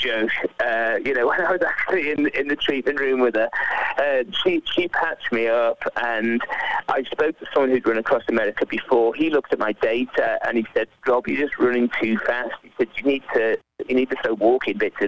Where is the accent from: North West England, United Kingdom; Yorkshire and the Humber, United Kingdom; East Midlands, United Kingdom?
North West England, United Kingdom; Liverpool; I'm from Liverpool